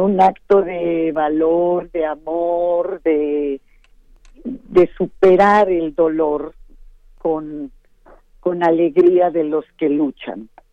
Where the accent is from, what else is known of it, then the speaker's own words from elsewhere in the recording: Mérida, Yucatán, Mexico; Yo nací en Mérida, Yucatán, y todos los que nacemos ahí